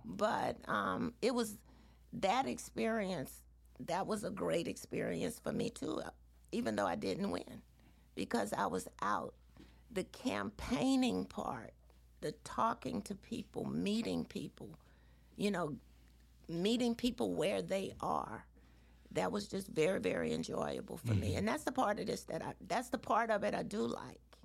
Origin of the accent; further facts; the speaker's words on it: Baton Rouge, Louisiana, United States; also born or lived in Atlanta, Georgia / Washington D.C.; I grew up in Baton Rouge.